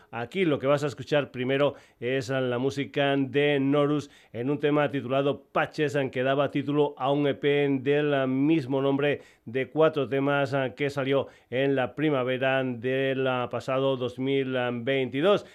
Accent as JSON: {"language": "Spanish", "region": "Extremadura", "country": "Spain", "said": "me encanta meter gente de mi tierra, de Extremadura"}